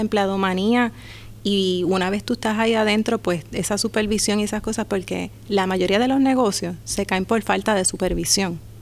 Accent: Humacao, Puerto Rico; also born or lived in Las Piedras; Soy del pueblo de Humacao, de Las Piedras también.

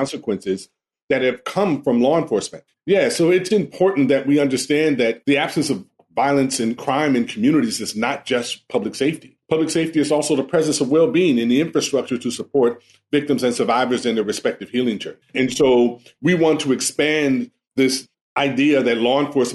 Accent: Los Angeles, California, United States; I grew up in the Jordan-Down housing projects in Watts

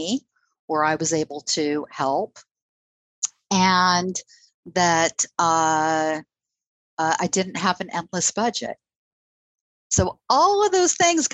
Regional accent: Southern California, United States; moved away; I grew up in Southern California

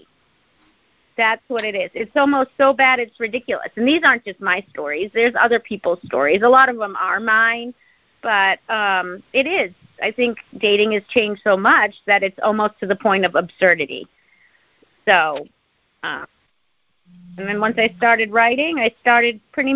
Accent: Boston, Massachusetts, United States; So I'm from New England, Boston

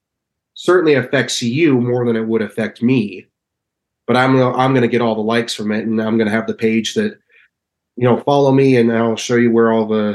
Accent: Utah, United States; You know, let's say I'm from, it's well known I'm from Utah.

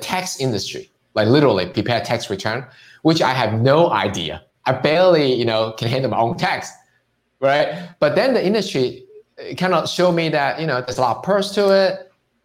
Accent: Hong Kong; now in United States; It's because I'm Chinese, I'm from Hong Kong.

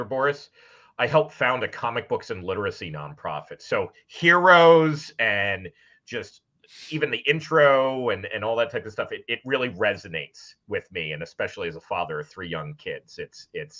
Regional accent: New York City, New York, United States; I was born in New York City and grew up where my father was an author

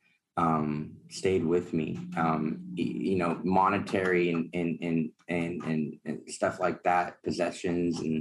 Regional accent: Alameda, California, United States; now in Sacramento, United States; I grew up in the Bay Area, Alameda, to be exact, right next to Oakland.

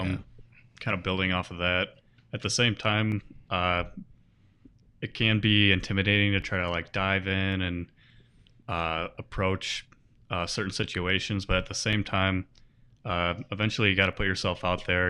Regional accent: Bad Axe, Michigan, United States; born or raised there

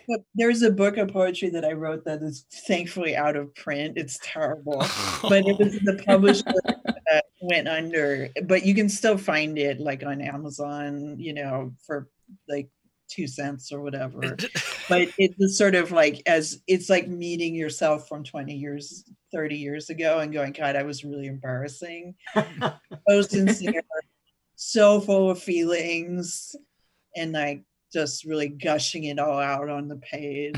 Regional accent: Northern California, United States; I was born and raised in Northern California, where I still live

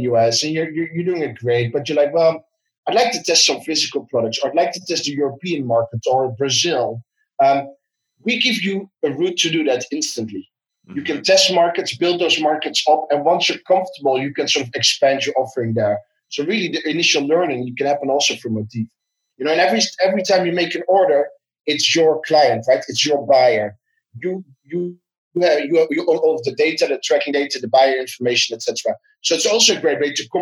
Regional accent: Netherlands; I'm from the Netherlands

